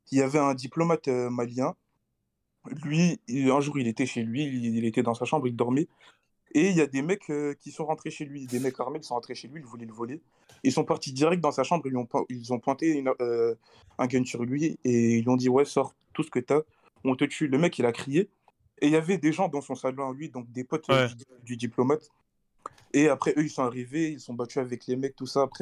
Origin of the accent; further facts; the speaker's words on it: Nigeria; Non, si, je suis du Nigeria, mais bon, vas-y, euh, je suis né là-bas.